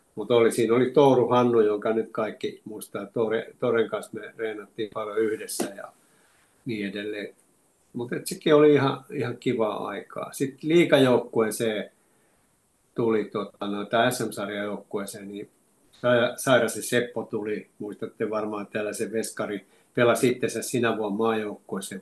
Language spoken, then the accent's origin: Finnish; Lahti, Päijänne Tavastia, Finland; also born or lived in Oulu; me muutettiin Oulusta Lahteen, kun isä sai täältä, sai täältä tota noin sähköteknikon paikan ja mä olin seitsemänvuotias